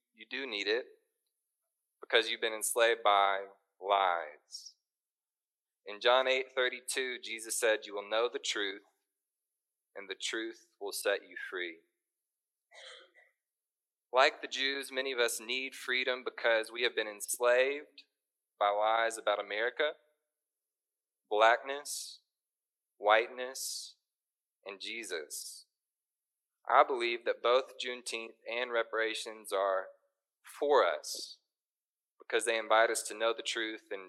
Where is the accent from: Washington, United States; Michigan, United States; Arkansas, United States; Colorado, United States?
Arkansas, United States; Little Rock; now in Northwest Arkansas, United States; I was born and raised in Little Rock, and I came to Northwest Arkansas for college and stayed.